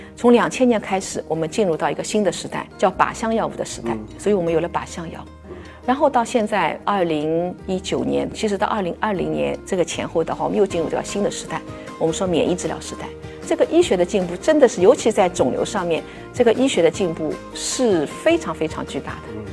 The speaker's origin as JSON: {"language": "Chinese", "country": "China", "said": "我们中国人"}